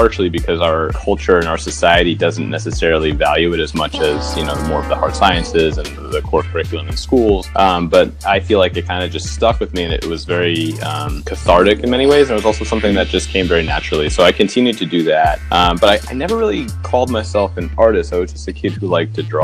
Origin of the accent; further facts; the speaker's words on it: New York City, New York, United States; moved away as an adult; also born or lived in Philadelphia; I kind of took for granted the fact that I was growing up in this amazing city